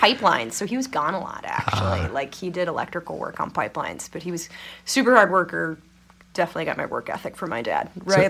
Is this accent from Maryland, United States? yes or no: no; Nebraska, United States; moved away; also born or lived in Minnesota; the first place I came from was not even a town. Like my address was rural Route 1 for where I grew up in Nebraska. So I was born, I guess Menominee is technically the name of like the town.